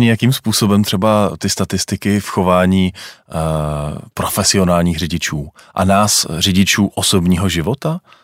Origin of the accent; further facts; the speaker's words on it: Czechia; jsme my Češi řidiči?